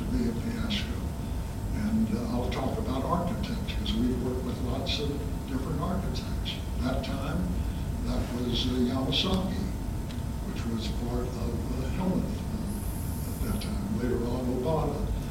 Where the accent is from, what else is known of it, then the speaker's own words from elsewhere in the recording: St. Louis, Missouri, United States; I was born on Adelaide Avenue, a house near facing whatever that park is down there.